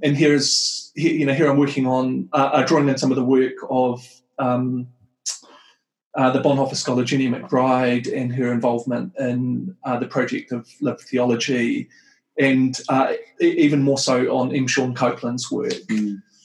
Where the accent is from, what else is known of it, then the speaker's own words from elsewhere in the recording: New Zealand; moved away as an adult; also born or lived in Wellington, New Zealand / United States; I'm from Aotearoa, New Zealand. Um, I grew up and lived in New Zealand for a long time